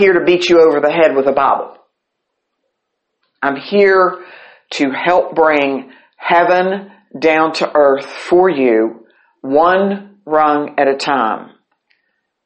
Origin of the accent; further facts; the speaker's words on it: St. Albans, West Virginia, United States; I grew up right beside the First Presbyterian Church in St. Albans, West Virginia